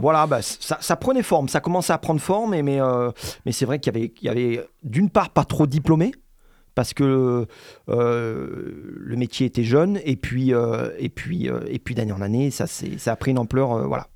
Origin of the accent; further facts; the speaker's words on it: Montélimar, Auvergne-Rhône-Alpes, France; moved away as an adult; now in Montpellier, France; je viens de Montélimar